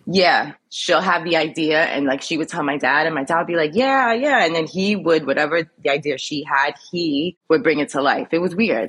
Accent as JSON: {"language": "English", "town": "New York City", "region": "New York", "country": "United States", "tie": "born or raised there", "also_born_or_lived": "Brooklyn / Lower East Side, Manhattan", "moved": "as an adult", "lives_now": "Jersey City, United States", "said": "I was raised in Queens"}